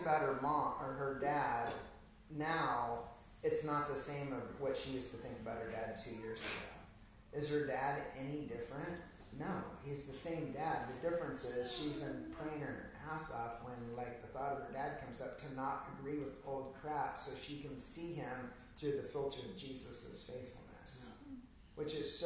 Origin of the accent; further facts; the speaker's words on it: Hungary; Growing up in Hungary